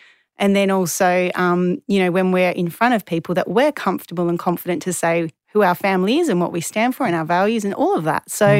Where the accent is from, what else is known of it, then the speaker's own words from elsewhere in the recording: Perth, Western Australia, Australia; So I'm from Western Australia. Mm-hmm. I'm a proud West Aussie, and I was born in 1985